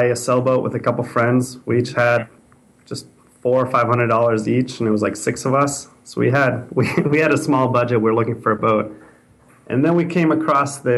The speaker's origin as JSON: {"language": "English", "town": "Greenwich", "region": "Connecticut", "country": "United States", "tie": "born or raised there", "also_born_or_lived": "Boston", "moved": "yes", "lives_now": "San Francisco, United States", "said": "back in Connecticut where I grew up"}